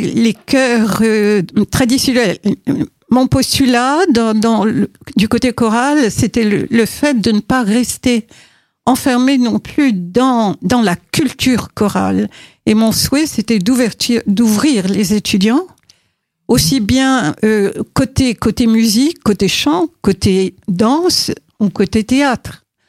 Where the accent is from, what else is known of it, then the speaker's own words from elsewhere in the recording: Morocco; moved away as an adult; je suis née au Maroc, que j'ai vécu euh, jusqu'à mes 18 ans